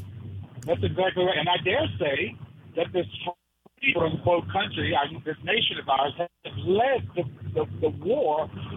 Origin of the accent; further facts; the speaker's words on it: Newport News, Virginia, United States; now in Hampton, United States; I'm calling from Virginia. I'm actually a native of Newport News. I live in Hampton.